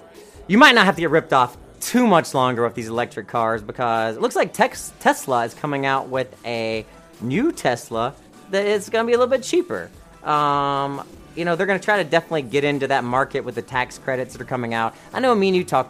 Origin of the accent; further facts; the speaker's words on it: the South, United States; I'm from the South